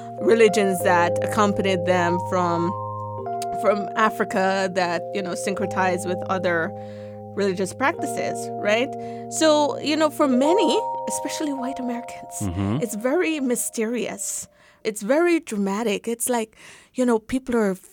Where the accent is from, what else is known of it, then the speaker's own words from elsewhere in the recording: Jamaica; I'm from Jamaica, so we have Obia